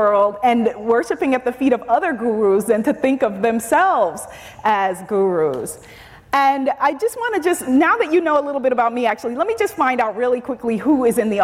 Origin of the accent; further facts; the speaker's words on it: New York City, New York, United States; I am Caribbean American, I'm African American, I'm a New Yorker